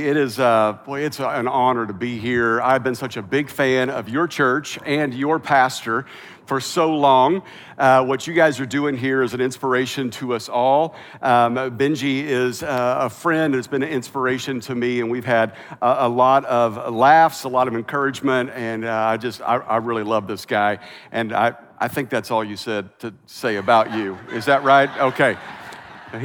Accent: Kansas, United States; moved away as an adult; also born or lived in Oklahoma / Missouri / Lexington, Kentucky / the South; now in California, United States; I was raised in Kansas

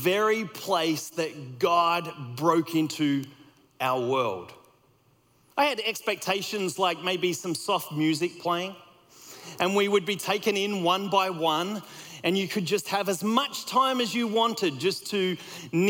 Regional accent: Australia; moved away as an adult; also born or lived in United States; I grew up in Australia

